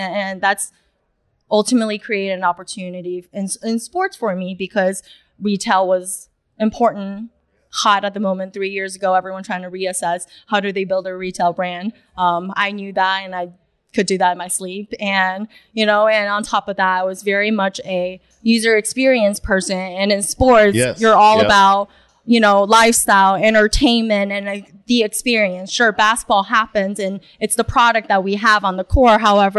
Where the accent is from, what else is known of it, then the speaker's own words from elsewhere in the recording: New York City, New York, United States; English is a second language; also born or lived in China; I was born in China. I moved to New York without even knowing my ABCs when I was fourth grade. Then to New York City, where it's no mercy